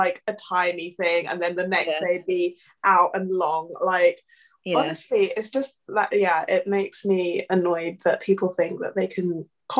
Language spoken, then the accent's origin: English; Zambia; also born or lived in Ivory Coast; I grew up I grew up half in Zambia, Ivory Coast here, but I remember it, even in Ivory Coast, I would literally run away from the hairdressers